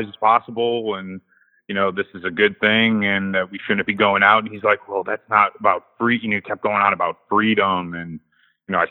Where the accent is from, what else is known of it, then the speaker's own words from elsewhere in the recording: Ohio, United States; I'm from Ohio